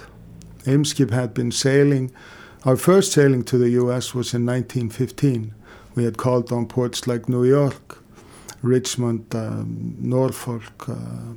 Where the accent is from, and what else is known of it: Iceland